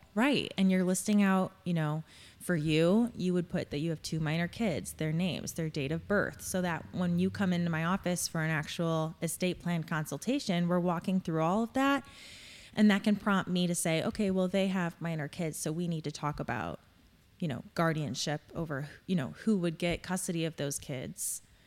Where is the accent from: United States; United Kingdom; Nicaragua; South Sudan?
United States; Crown Point, Indiana; I am born and raised in Crown Point